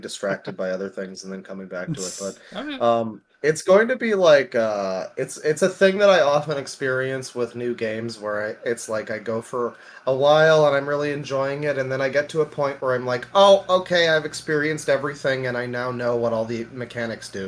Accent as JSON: {"language": "English", "country": "Canada", "said": "I am the Canadian"}